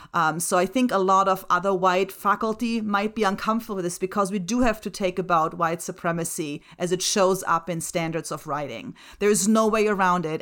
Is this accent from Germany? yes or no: yes; Germany; first language German and Slovak; English is a second language; moved away; My first languages are German and Slovak. I was born and raised in Germany.